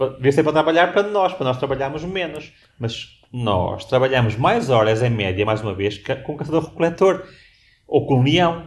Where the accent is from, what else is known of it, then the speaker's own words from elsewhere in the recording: Portugal; moved away; also born or lived in Washington, United States; já nasci num país específico como em Portugal